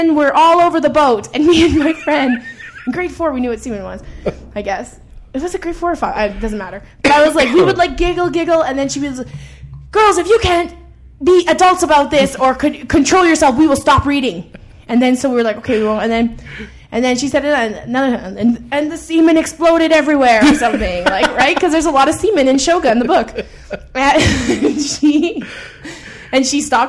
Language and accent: English; Edmonton, Alberta, Canada; I grew up in Edmonton. And I grew up in I would say middle upper class neighborhood